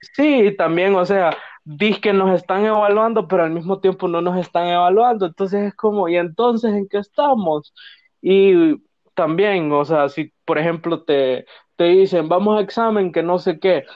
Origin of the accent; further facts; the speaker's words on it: Tegucigalpa, Francisco Morazán, Honduras; somos de aquí de Teus, pero vivimos en zonas ahí medio peligrosías